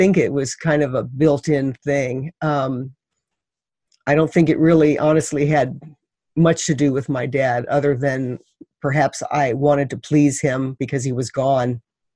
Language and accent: English; Missouri, United States; I grew up in Missouri